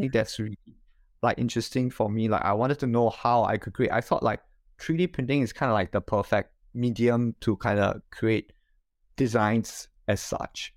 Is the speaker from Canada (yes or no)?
no; Singapore; moved away as an adult; now in Japan; I am originally from Singapore. So I studied there and, uh, grew up there.